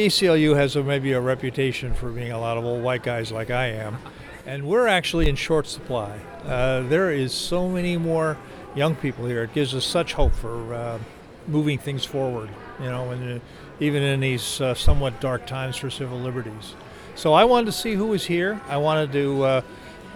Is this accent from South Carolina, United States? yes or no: no; Harrisburg, Pennsylvania, United States; of Harrisburg